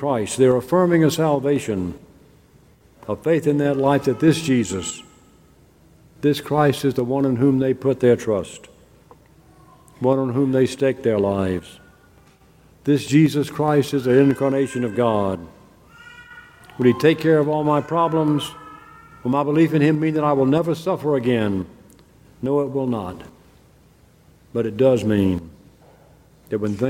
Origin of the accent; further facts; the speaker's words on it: Mississippi, United States; I grew up in the South, and especially in Mississippi